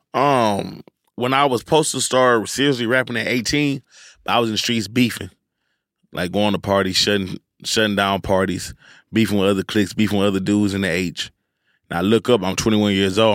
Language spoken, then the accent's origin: English; Houston, Texas, United States; I'm from Houston